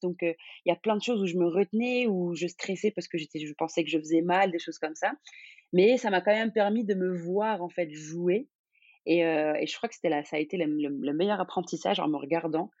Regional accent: Algeria; moved away as an adult; also born or lived in Vienna; now in Paris, France; je suis algérienne

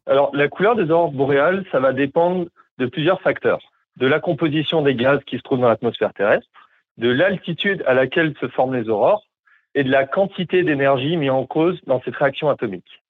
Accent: Montpellier, Occitania, France; moved away as an adult; also born or lived in Montreal, Canada; now in Whitehorse, Canada; j'ai grandi à Montpellier euh, en France

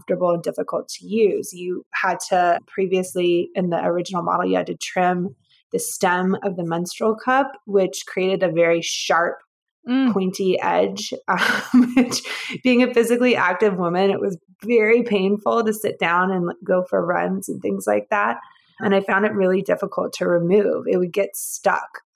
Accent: Georgia, United States; moved away as an adult; also born or lived in San Francisco; I'm originally from Georgia

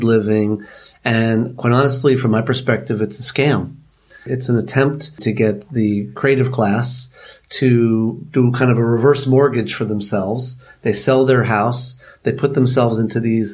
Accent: New York City, New York, United States; But I grew up in Manhattan. I grew up in New York City

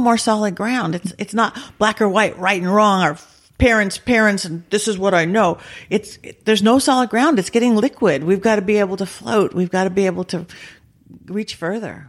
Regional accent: Lakewood, California, United States; I grew up um in Lakewood by Long Beach. Okay. Southern California, suburban Southern California

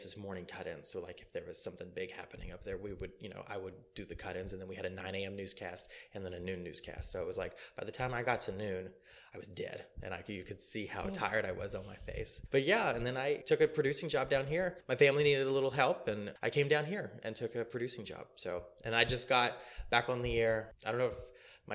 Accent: Belle Chasse, Louisiana, United States; I grew up here. I grew up in Belchase

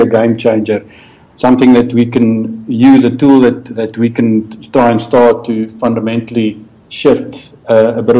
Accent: Pretoria, Gauteng, South Africa; I was born and bred in Pretoria

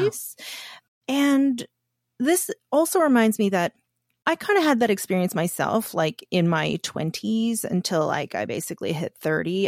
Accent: Canada; I'm Korean, so I'm an Asian woman, Canadian, and I grew up in an immigrant family

